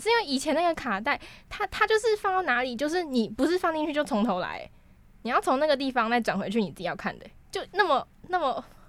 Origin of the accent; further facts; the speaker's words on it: Taiwan; 至少我觉得我们生在台湾是这样啦